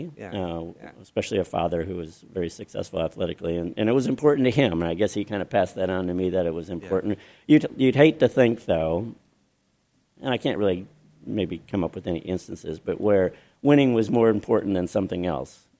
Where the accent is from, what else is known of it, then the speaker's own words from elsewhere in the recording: Midwest, United States; I'm from the Midwest, okay, and I grew up in a little bitty town, farming town